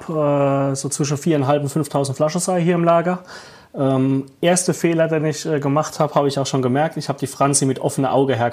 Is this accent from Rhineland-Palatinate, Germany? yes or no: yes; Rhineland-Palatinate, Germany; Als Pfälzer ist der Weg gar nicht so weit zum Wein. Ähm, eigentlich ist Wein bei uns überall omnipräsent.